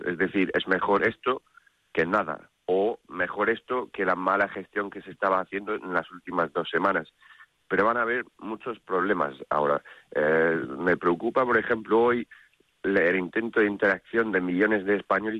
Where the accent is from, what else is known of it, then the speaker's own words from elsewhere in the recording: United Kingdom; Spanish is a second language; now in Spain; soy británico aquí